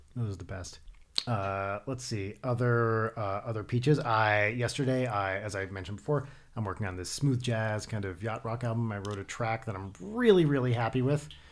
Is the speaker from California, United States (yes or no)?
no; New Jersey, United States; now in Los Angeles, United States; I'm from New Jersey